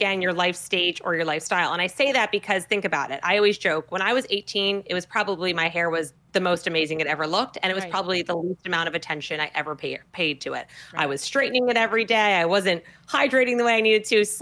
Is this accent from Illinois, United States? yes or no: no; New Jersey, United States; I'm from New Jersey, right? We're the Garden State, believe it or not.